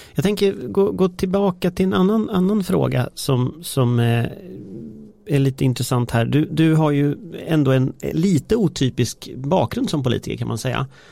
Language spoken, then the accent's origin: Swedish; Gothenburg, Västra Götaland, Sweden; jag är ändå från Göteborg